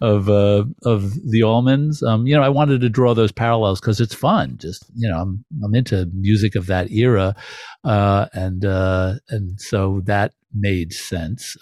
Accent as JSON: {"language": "English", "town": "New York City", "region": "New York", "country": "United States", "tie": "born or raised there", "also_born_or_lived": "Brooklyn / Manhattan", "said": "as a New Yorker myself, as somebody who grew up in Queens"}